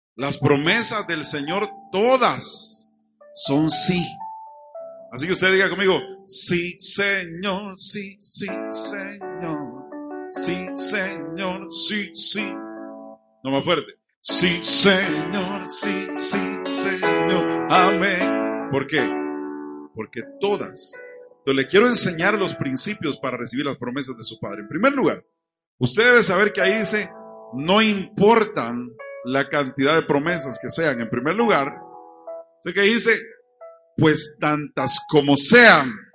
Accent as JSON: {"language": "Spanish", "town": "Chalchuapa", "region": "Santa Ana", "country": "El Salvador", "tie": "born or raised there", "moved": "yes", "lives_now": "Santa Ana, El Salvador", "said": "Aquí es donde yo me crié"}